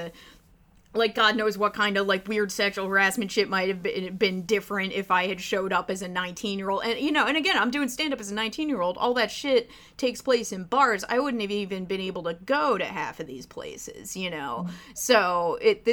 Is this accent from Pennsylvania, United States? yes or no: yes; Philadelphia area, Pennsylvania, United States; in my hometown